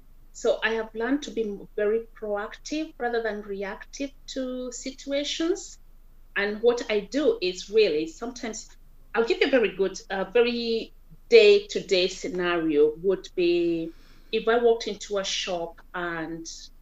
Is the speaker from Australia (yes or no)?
no; Kenya; first language Kikuyu; English is a second language; Yeah, Kikuyu. Yeah, so Kikuyu would be my mother tongue.